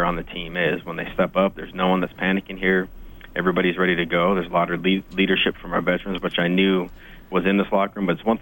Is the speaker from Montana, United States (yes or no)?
yes; Great Falls, Montana, United States; also born or lived in Ottawa; now in Edmonton, Canada; I'm a Montana boy. I was born and raised in Great Falls, Montana.